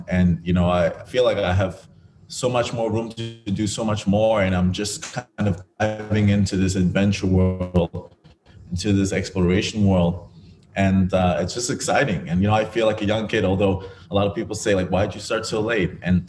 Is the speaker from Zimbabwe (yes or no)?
no; Grand Turk, Turks & Caicos Islands; born there; So I was born in the Turks and Caicos Islands, and on a tiny little island called Grand Turk, no more than 2,000 or 3,000 people at the time.